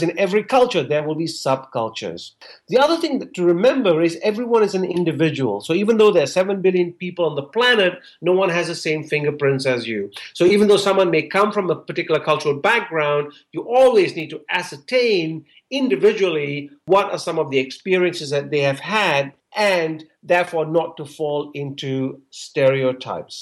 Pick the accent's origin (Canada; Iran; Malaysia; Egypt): Malaysia; moved away; I'm Malaysian Indian. So as an Indian growing up in Malaysia